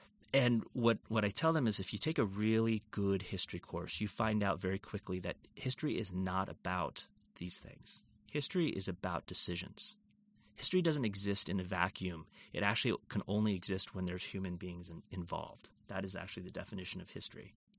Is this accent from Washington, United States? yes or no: yes; Seattle, Washington, United States; Yeah, so I grew up in the Seattle area and had always wanted to be a microbiologist.